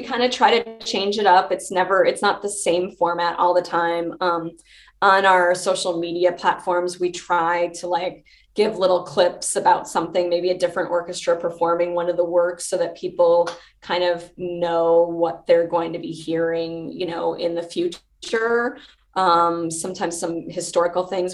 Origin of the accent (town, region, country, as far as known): Chicago, Illinois, United States; born or raised there; moved away as an adult